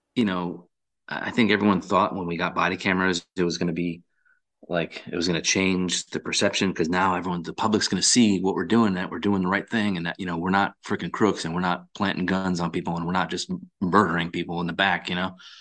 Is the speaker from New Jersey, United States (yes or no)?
no; Massachusetts, United States; now in North Carolina, United States; I grew up in Massachusetts